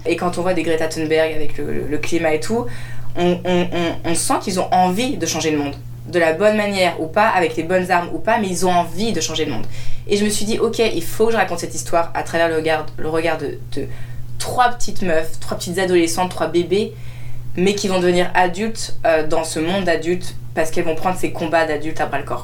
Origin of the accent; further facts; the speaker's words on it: France; mon père vient du Maroc, ma mère vient de France, je suis née en France, mais j'ai grandi du coup dans deux cultures